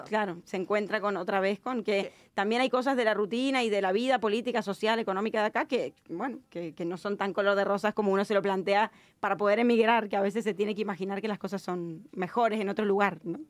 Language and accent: Spanish; Argentina; moved away as an adult; now in Barcelona, Spain; pero es mi, mi país de origen, ¿no? Donde tengo, obviamente, y me siento muy argentina